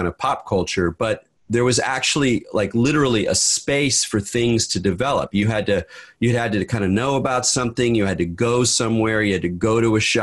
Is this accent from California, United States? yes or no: yes; Southern California, United States; also born or lived in Redwood City, California / New York / San Francisco Bay Area; I was born in Redwood City, grew up in Southern California, so I'm pretty thoroughly Californian